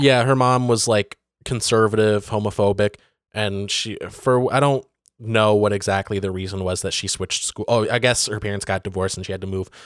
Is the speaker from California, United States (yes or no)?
no; Benzie County, Michigan, United States; Benzie, the, the county that I grew up